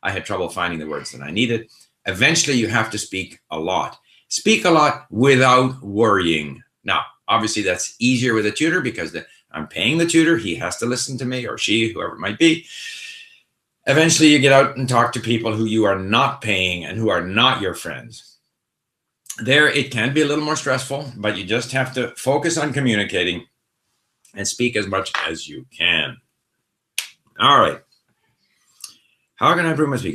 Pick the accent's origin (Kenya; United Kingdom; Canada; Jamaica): Canada; first language Swedish; also born or lived in Sweden; I was born in Sweden, so for the first 5 years of my life, the language I spoke most easily was Swedish. But when we moved to Canada, I was 5 years old